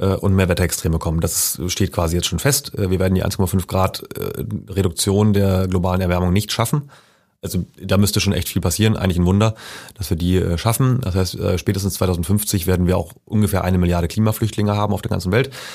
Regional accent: Schleswig-Holstein, Germany; now in Leipzig, Germany; ich komme ja ursprünglich aus Schleswig-Holstein

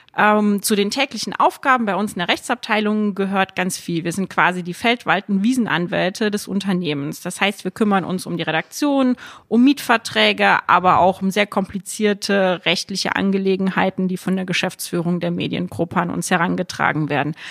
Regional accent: Saarland, Germany; moved away; für mich als gebürtige Saarländerin

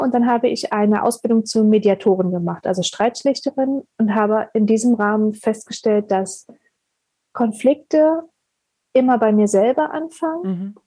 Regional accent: Berlin, Germany; ich komme ursprünglich aus Berlin

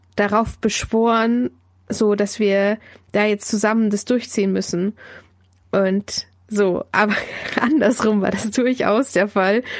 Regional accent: Diocese of Augsburg, Bavaria, Germany; now in Munich, Germany; wohne in München, komme gebürtig aus dem Bistum Augsburg

